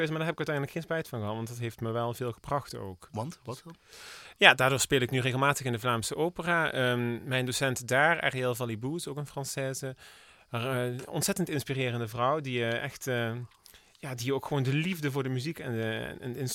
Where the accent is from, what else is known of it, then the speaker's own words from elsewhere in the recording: Heerlen, Limburg, Netherlands; born there; Geboren in Heerlen.